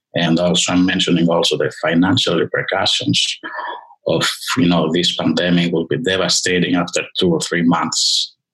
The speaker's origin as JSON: {"language": "English", "country": "Greece", "tie": "born or raised there", "moved": "yes", "said": "I was born in Greece"}